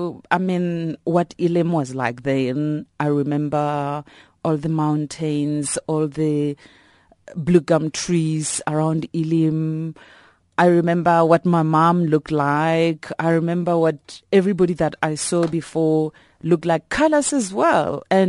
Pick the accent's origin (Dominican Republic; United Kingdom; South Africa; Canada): South Africa; Elim, Limpopo; I'm from Ilim in Limpopo. Yeah, I grew up there, and I was born at the Ilim Hospital.